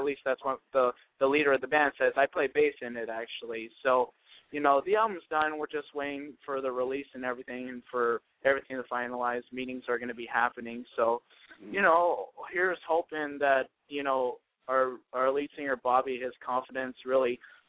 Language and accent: English; Lancaster, California, United States; moved away; I am actually originally from California.